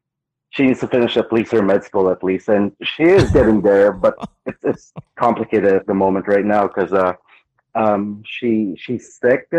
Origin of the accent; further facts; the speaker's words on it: Philippines; also born or lived in Guam; now in South Carolina, United States; I grew up in the Philippines. I went to the States. Then I've been traveling for the past, I don't know, 8 years, 9 years.